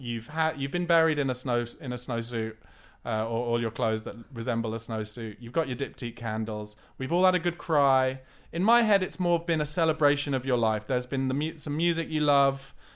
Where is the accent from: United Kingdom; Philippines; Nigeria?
United Kingdom; South East England; but I grew up in Surrey, so I'm only like half an hour away from home